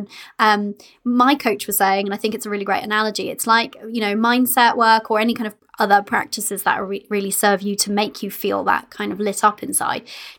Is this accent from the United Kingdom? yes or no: yes; United Kingdom; We're British